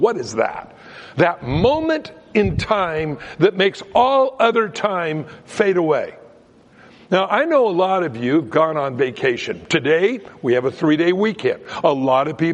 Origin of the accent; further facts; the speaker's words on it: Southern California, United States; I grew up in Southern California, and I used to go down to the beach